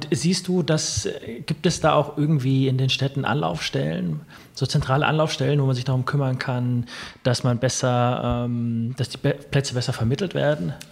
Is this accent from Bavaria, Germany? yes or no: yes; Bad Kissingen, Bavaria, Germany; Ich komme aus, komm aus Bad